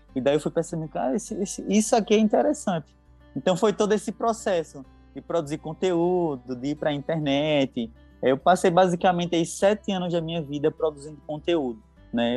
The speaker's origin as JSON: {"language": "Portuguese", "town": "Palmeira dos Índios", "region": "Alagoas", "country": "Brazil", "tie": "born or raised there", "also_born_or_lived": "São Paulo", "moved": "as an adult", "lives_now": "Guarulhos, Brazil", "said": "Nasci em Palmeiras dos Índios e vim para São Paulo, creio que em 2005, 2006 e retornei para Alagoas em 2007. Então, e voltei, estou voltando agora para São Paulo, né? Então, basicamente, eu passei a minha adolescência lá em Alagoas."}